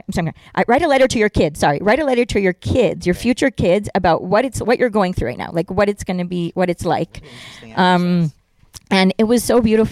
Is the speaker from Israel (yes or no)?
yes; Israel; English is a second language; And I'm like, well, I'm not a New Yorker, I'm an Israeli.